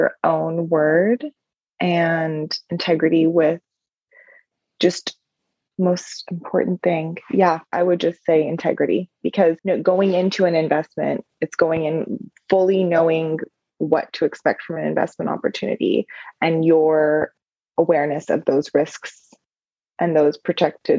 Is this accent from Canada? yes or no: no; Iran; moved away; I'm from the Middle East. I'm from Iran originally.